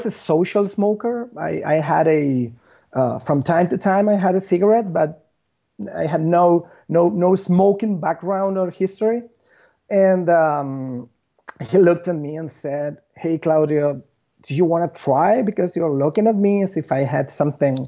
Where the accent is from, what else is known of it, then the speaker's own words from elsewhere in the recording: Buenos Aires, Argentina; I was born and raised in Buenos Aires